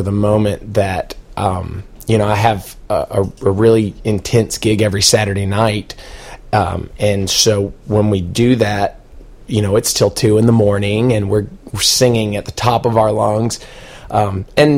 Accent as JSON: {"language": "English", "town": "Panama City", "region": "Florida", "country": "United States", "tie": "born or raised there", "said": "I grew up in Panama City"}